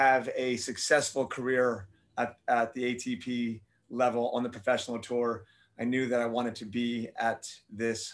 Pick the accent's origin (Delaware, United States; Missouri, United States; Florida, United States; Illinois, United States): Florida, United States; Miami; moved away as an adult; also born or lived in Tennessee; I'm born and raised in Miami, Florida, spent all my life there.